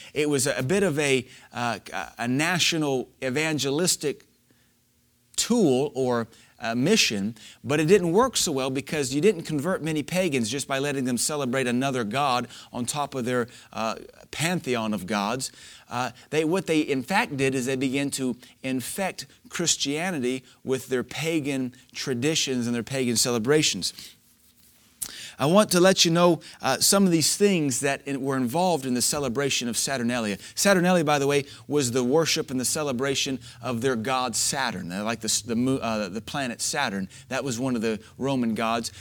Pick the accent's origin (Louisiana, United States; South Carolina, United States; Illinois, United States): Louisiana, United States; moved away; growing up in Louisiana